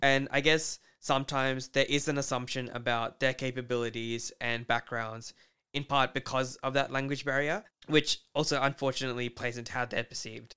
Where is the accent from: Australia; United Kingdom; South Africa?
Australia; we have privileges growing up in Australia